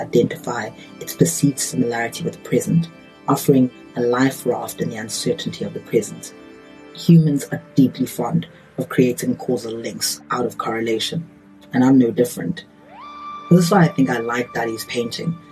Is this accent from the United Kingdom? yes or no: no; South Africa; as a South African